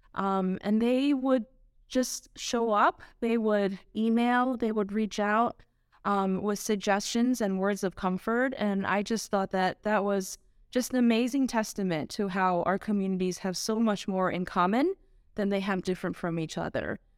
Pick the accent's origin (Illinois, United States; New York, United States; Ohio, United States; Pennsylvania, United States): New York, United States; New York City; I was born and raised in Queens